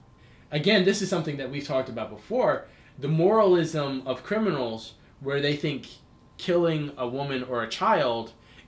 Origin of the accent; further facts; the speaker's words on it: Dublin, Leinster, Ireland; I grew up in Dublin. I love Dublin.